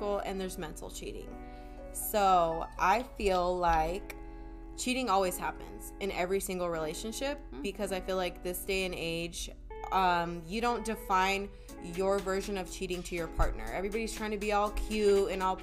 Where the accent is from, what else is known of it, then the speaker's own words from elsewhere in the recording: Oxnard, California, United States; moved away as an adult; also born or lived in Ventura County; now in Los Angeles, United States; I'm from Oxnard